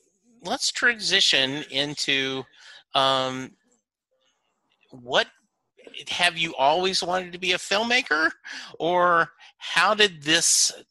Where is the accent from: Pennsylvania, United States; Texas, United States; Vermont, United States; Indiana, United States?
Texas, United States; I was born during the Landry era. Growing up in Texas, it is hard for it not to be in your DNA